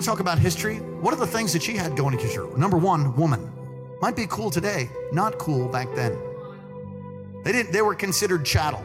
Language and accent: English; New York City, New York, United States; I'm from Brooklyn